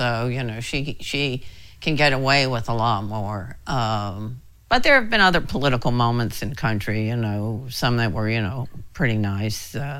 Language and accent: English; Texas, United States; We're from Texas, but we're embarrassed to say that.